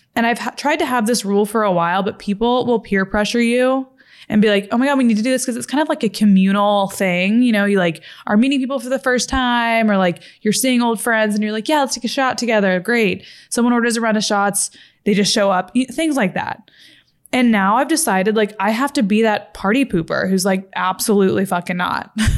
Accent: Fort Worth, Texas, United States; moved away as an adult; also born or lived in Los Angeles, California; I'm from Fort Worth, Texas

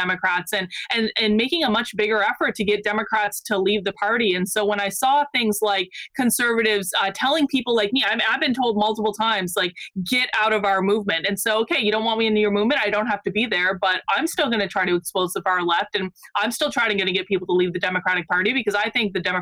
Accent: Vermont, United States; I grew up in Vermont

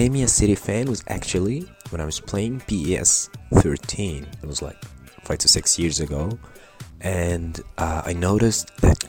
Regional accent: Egypt; I'm from Egypt.

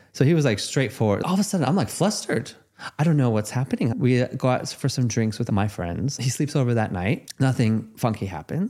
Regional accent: Los Angeles, California, United States; Growing up in Los Angeles, dating in Los Angeles

